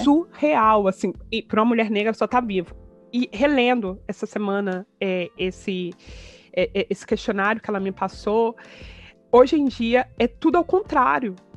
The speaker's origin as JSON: {"language": "Portuguese", "country": "Brazil", "moved": "yes", "said": "eu sou brasileiro"}